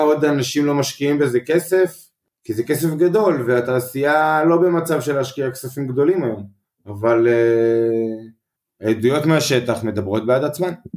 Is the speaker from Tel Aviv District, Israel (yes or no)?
no; Mazkeret Batya, Central District, Israel; גדלתי במזכרת בת ים, מושבה קטנה